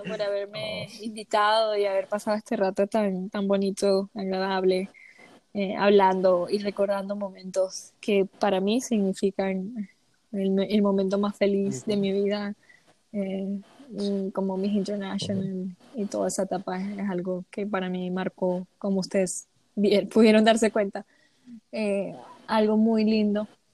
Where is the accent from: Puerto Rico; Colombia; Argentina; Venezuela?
Venezuela; first language Spanish; aunque sigo siendo latina y me encanta el bochinche, como decimos en Venezuela